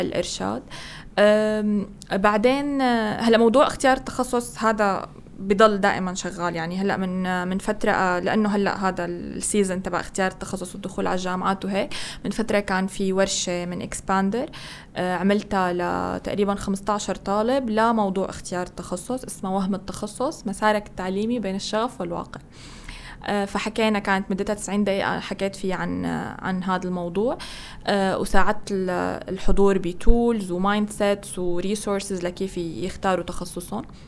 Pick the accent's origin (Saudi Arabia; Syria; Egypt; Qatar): Syria; moved away as an adult; طلعت من سوريا يعني انا كان كل المجتمع التطوعي تبعي والكوميونتي ورك هو بسوريا